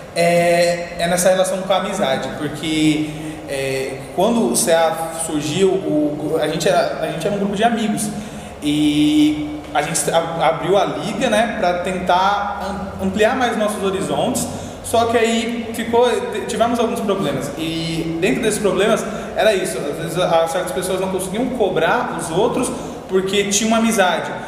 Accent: São Paulo, Brazil; Eu sou ali da Patriarca, Zona Leste

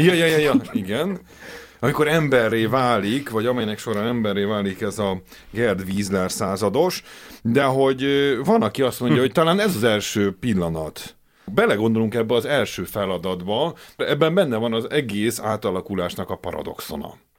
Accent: Hungary; mi ugye a Kádár rendszerben nőttünk fel

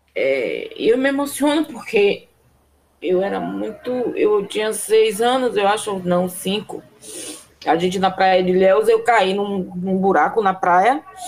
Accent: Una, Bahia, Brazil; Quando três anos eu fui morar numa cidade chamada Una.

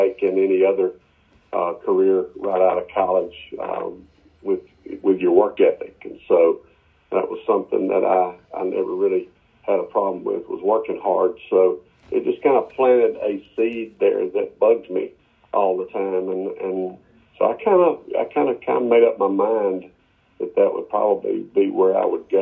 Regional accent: Muscle Shoals, Alabama, United States; So I grew up in Muscle Shoals, Florence, Quad Cities of North Alabama

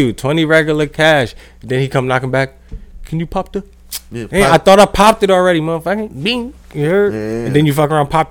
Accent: New Jersey, United States; We're from Jersey.

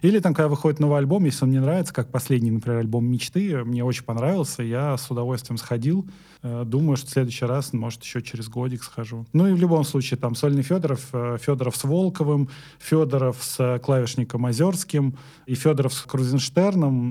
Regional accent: Ramensky District, Moscow Oblast, Russia; я из Раменского района

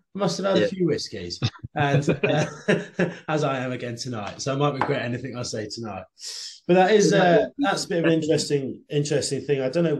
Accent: England, United Kingdom; we're English

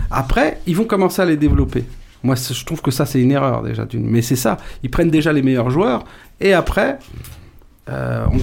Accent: Paris, Île-de-France, France; je suis parisien

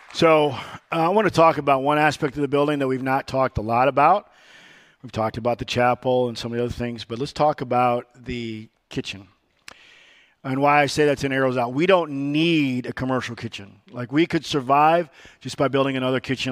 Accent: Rockford, Illinois, United States; I was born in Rockford, Illinois. And I was born on what they call the wrong side of the tracks. I was born on Seventh Street, immigrant's way

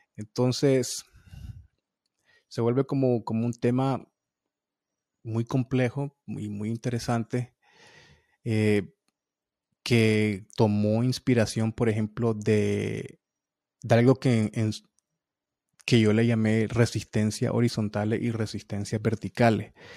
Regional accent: Nicaragua; moved away as an adult; now in United States; de Latinoamérica y de, y de, Nicaragua, mi país

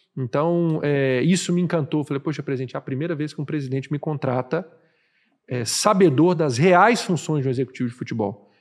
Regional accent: Minas Gerais, Brazil; now in Fortaleza, Brazil; como bom mineirinho que sou

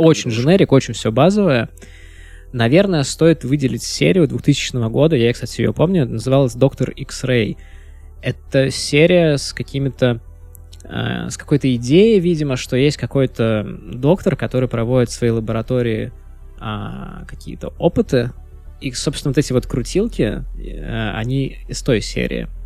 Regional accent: Pskov, Pskov Oblast, Russia; also born or lived in Vilnius; я вырос в Пскове, то есть это с 96 по 2003 год я прожил в Пскове

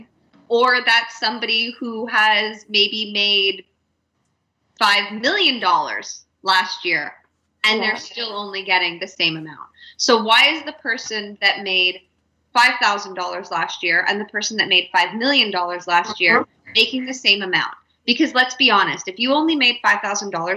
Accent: Canada; as a Canadian

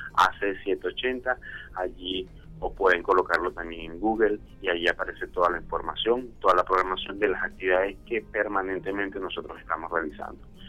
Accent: Venezuela; now in Colombia; en su mayoría somos venezolanos, ya radicados acá en Colombia desde hace más de cinco años

